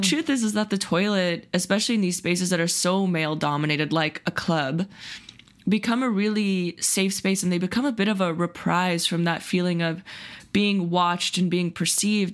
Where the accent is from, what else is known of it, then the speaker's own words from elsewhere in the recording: Silicon Valley, California, United States; the Silicon Valley progressive bubble that I grew up